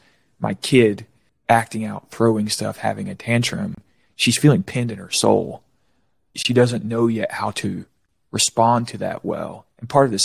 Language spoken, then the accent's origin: English; Florida, United States; I grew up in Florida. We swam nonstop.